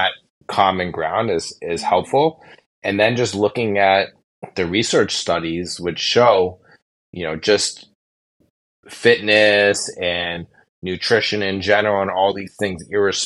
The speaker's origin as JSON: {"language": "English", "town": "Los Angeles", "region": "California", "country": "United States", "moved": "yes", "lives_now": "New York City, United States", "said": "I'm a New York City private practice endocrinologist, and I'm from Los Angeles originally"}